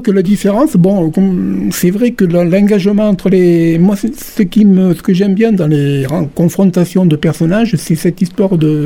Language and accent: French; Calvisson, Occitania, France; now in Béziers, France; je suis originaire de Calvisson